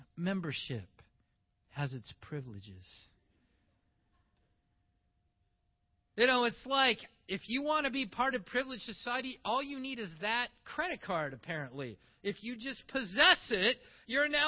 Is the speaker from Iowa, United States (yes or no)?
yes; Iowa, United States; moved away as an adult; also born or lived in Toronto, Canada; I was born in Iowa, so I'm an American